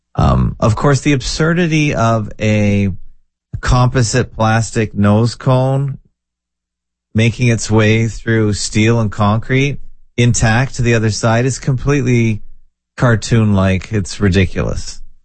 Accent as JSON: {"language": "English", "country": "Canada", "tie": "born or raised there", "said": "I was born and bred in Canada"}